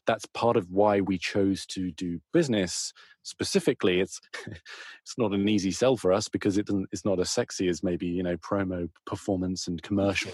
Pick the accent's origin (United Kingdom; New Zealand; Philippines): United Kingdom; moved away as an adult; now in United States; I'm a Brit